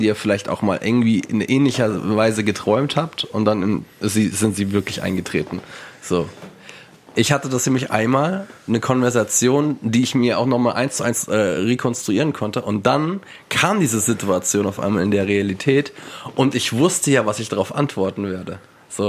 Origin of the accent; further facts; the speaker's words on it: Wiesbaden, Hesse, Germany; in Wiesbaden, wo ich aufgewachsen bin.